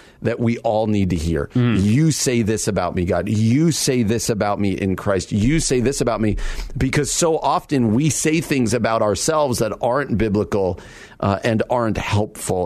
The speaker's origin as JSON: {"language": "English", "region": "New Jersey", "country": "United States", "tie": "born or raised there", "also_born_or_lived": "Wheaton, Illinois", "moved": "as an adult", "lives_now": "Downers Grove, United States", "said": "I grew up on the East Coast, and I grew up in New Jersey all the way through high school, just about 45 minutes outside New York City"}